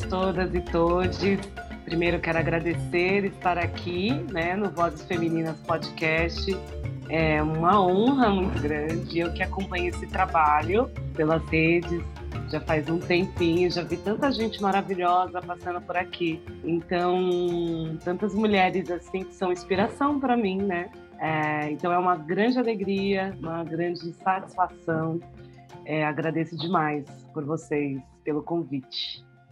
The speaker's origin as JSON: {"language": "Portuguese", "region": "São Paulo", "country": "Brazil", "said": "eu sou aqui de São Paulo, do Campo Limpo"}